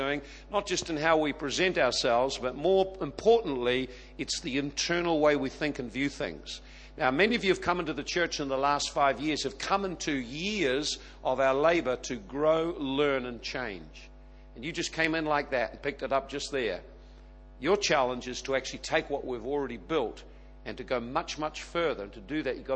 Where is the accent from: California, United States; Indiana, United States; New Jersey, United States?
California, United States; the Bay Area; I was born in the Bay, have grown up in the Bay, had a season out of the Bay